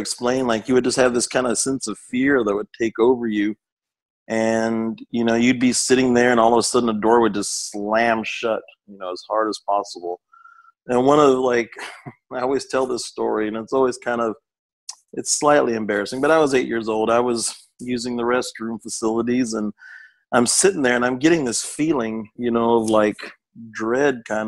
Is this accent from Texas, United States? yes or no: yes; Austin, Texas, United States; I was born in Austin and grew up. The house I grew up in was next door to my grandparents' house.